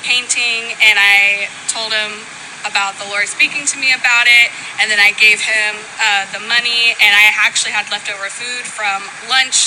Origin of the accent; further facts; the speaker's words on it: Orange County, California, United States; I'm from Orange County, California